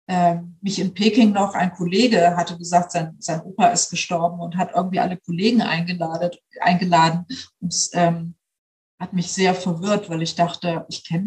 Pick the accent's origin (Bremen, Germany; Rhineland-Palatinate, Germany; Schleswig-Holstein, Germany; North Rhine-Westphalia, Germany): Bremen, Germany; ich komme ja nun aus Bremen, ich lebe in Bremen